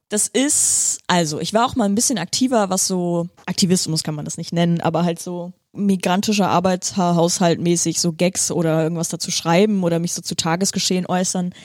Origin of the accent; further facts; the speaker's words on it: Viersen district, North Rhine-Westphalia, Germany; moved away as an adult; also born or lived in Split, Croatia / Heidelberg / Bremerhaven; now in Bremen, Germany; Ich bin ja äh, geboren in Kroatien, in Split. Dann als Säugling nach Deutschland gekommen, in Nordrhein-Westfalen, Kreis Viersen aufgewachsen.